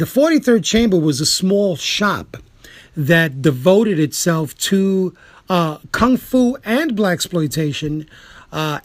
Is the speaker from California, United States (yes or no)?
no; New York City, New York, United States; I am a New Yorker, you know, sevenfold